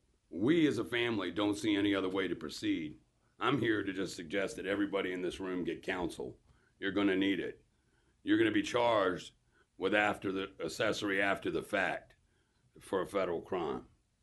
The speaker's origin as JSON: {"language": "English", "town": "Norfolk", "region": "Virginia", "country": "United States", "tie": "born or raised there", "said": "I'm proud to be from Norfolk, Virginia. I was born in Norfolk General, went to Norfolk Christian, and proud of the state of Virginia."}